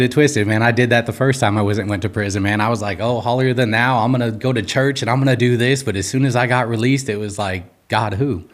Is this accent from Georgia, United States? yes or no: no; Los Angeles, California, United States; I'm from Los Angeles, California. Uh, grew up in Southern California, doing all the Southern California things